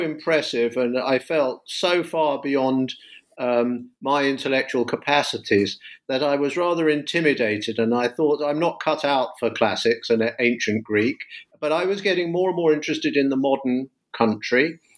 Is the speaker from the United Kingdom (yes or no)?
yes; London, United Kingdom; moved away as an adult; now in United States; I teach in the US, but I'm a Brit. I'm from London